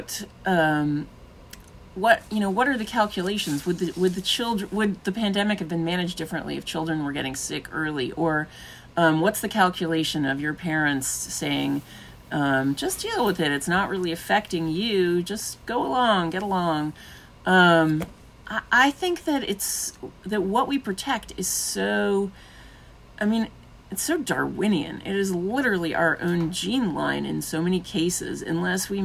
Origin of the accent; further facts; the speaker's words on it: New York City, New York, United States; I grew up in Brooklyn